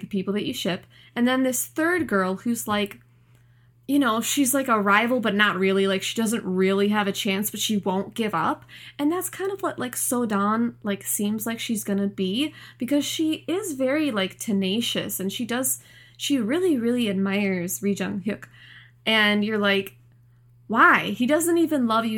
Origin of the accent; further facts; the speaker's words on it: United States; as an American, like, United States citizen